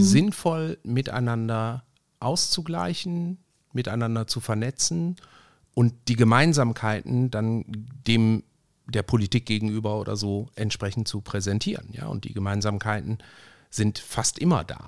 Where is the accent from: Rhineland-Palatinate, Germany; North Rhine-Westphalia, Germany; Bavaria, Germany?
North Rhine-Westphalia, Germany; Ruhr area; wie man bei uns im Ruhrgebiet sagt